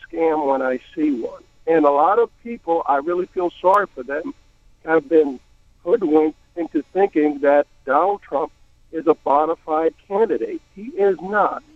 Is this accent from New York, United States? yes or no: yes; New York, United States; now in Florida, United States; I grew up in New York, although I live in Florida now